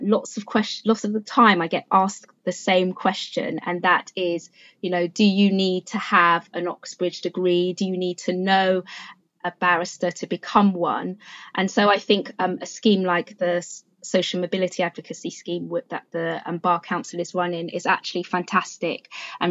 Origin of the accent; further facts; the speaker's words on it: London, United Kingdom; also born or lived in Freetown, Sierra Leone; a school in Newham, which is actually the borough in which I grew up in London